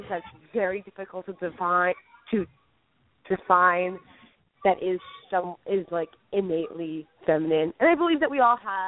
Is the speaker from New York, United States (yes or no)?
yes; New York City, New York, United States; I'm a New Yorker